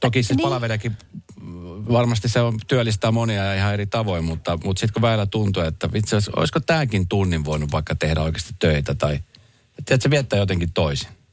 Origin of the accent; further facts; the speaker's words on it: Espoo, Uusimaa, Finland; also born or lived in Helsinki; Mä koen, että mä oon Espoosta lähtöisin, kun mä oon tässä nyt kumminkin mm. Espoosta ja Helsingistä, mutta Espoosta ehkä lähinnä